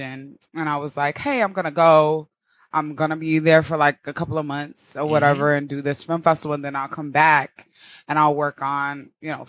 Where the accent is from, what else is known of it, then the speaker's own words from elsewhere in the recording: St. Louis, Missouri, United States; moved away as an adult; also born or lived in Connecticut; now in New York, United States; I am originally from St. Louis, Missouri